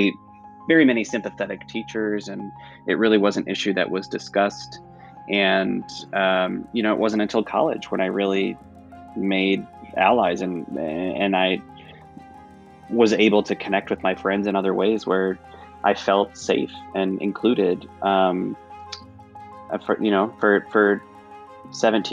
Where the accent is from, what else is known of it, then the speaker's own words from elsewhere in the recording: Northern Michigan, United States; in places like Northern Michigan, which is still, you know, soundly red, there are places like my hometown